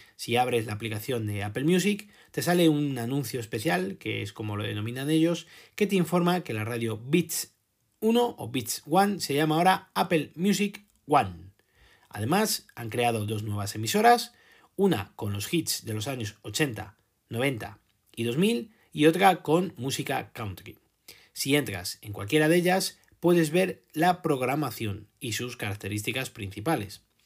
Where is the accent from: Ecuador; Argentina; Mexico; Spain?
Spain